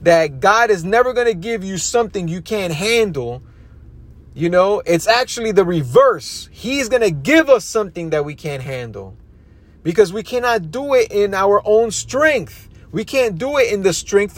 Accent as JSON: {"language": "English", "region": "New York", "country": "United States", "tie": "born or raised there", "said": "I grew up in New York"}